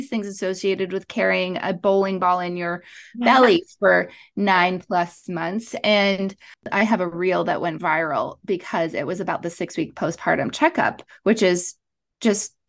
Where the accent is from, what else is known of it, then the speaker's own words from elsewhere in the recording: Montreal, Quebec, Canada; moved away as an adult; now in Los Angeles, United States; I am originally from Montreal. I grew up in Canada, and then I moved to Los Angeles, like 14 years ago